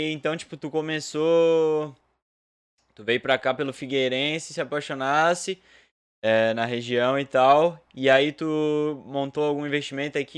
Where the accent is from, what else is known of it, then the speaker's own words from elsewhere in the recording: São José, Santa Catarina, Brazil; A gente é de São José e de, da Palhoça, né? A gente é próximo a Florianópolis, não chega a ser Florianópolis